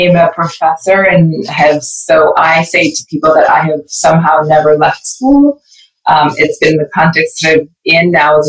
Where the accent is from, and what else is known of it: Edmonton, Alberta, Canada; born or raised there; also born or lived in Belize